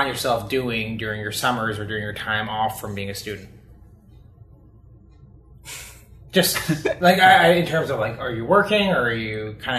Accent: Elliot Lake, Ontario, Canada; I'm from a place called Elliott Lake.

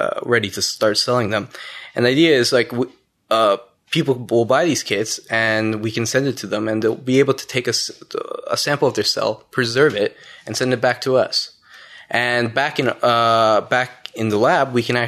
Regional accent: Gatineau, Quebec, Canada; also born or lived in Ottawa; I actually grew up in Gatineau

